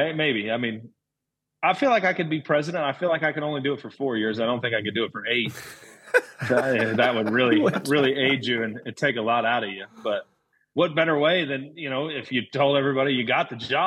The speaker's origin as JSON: {"language": "English", "town": "Kansas City", "country": "United States", "tie": "born or raised there", "moved": "yes", "said": "the course I grew up at in Kansas City"}